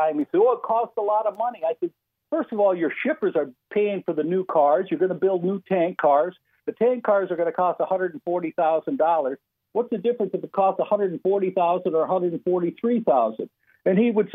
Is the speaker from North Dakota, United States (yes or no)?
yes; Mandan, North Dakota, United States; I grew up in Mandan